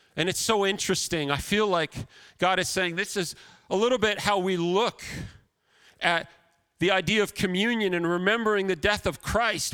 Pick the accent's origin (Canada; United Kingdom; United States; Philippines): Canada; as a Canadian